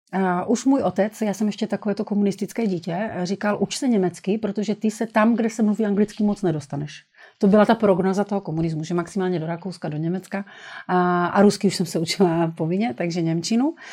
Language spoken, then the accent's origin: Czech; Brno, South Moravian Region, Czechia; Já jsem z Brna, tak to jsem takový poloviční Slovák.